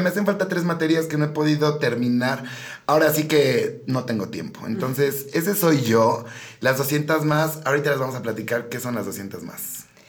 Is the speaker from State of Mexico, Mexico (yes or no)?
yes; Ixtapan, State of Mexico, Mexico; moved away as an adult; now in Querétaro, Mexico; ixtapense de corazón, bien bonito mi pueblito hermoso en el Estado de México. Llegué a Querétaro hace dos años